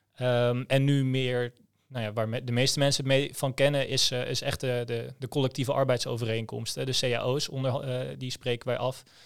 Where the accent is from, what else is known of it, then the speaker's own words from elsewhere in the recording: Groningen, Netherlands; ik kom uit Groningen